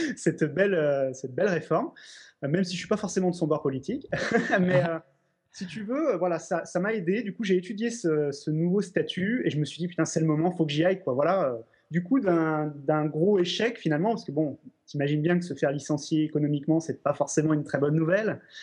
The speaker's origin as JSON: {"language": "French", "town": "Lyon", "region": "Auvergne-Rhône-Alpes", "country": "France", "said": "je suis lyonnais d'origine"}